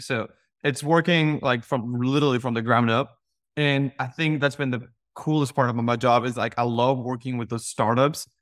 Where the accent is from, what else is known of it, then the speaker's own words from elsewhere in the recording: Mexico; now in United States; I was born and raised in Mexico, and I moved to the U S in two thousand seven.